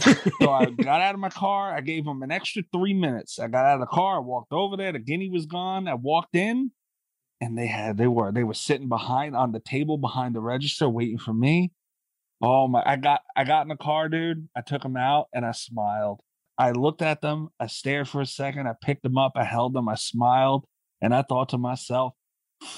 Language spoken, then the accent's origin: English; New York City, New York, United States; it was in Brooklyn, in Williamsburg, where I was born